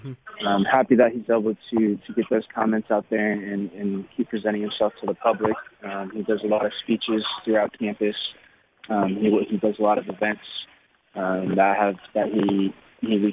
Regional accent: Stockton, California, United States; I was actually born and raised in Stockton, California

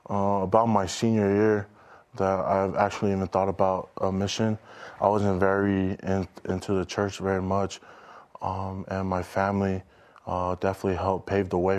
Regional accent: West Valley City, Utah, United States; also born or lived in Hawaii; I'm originally from Hawaii, but I moved around uh, growing up uh, with my family, and I grew up in West Valley City, Utah.

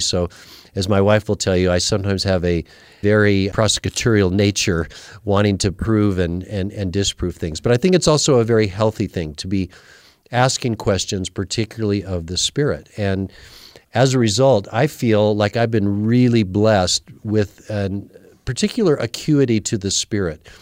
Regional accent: Salt Lake City, Utah, United States; I was raised in Salt Lake City

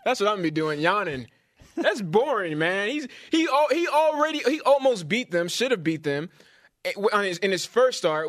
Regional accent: California, United States; moved away; it's my pastor I grew up with in California

